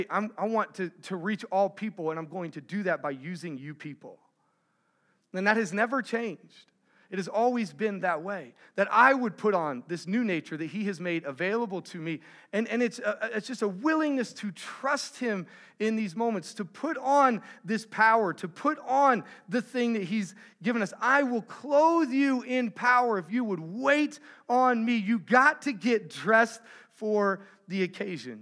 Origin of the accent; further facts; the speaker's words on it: Texas, United States; I'm from Texas